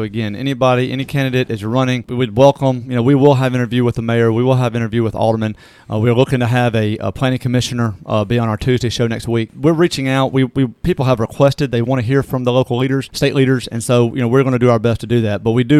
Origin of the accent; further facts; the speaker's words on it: Natchez, Mississippi, United States; moved away; I'm born and raised in Natchez, so my family's still down there.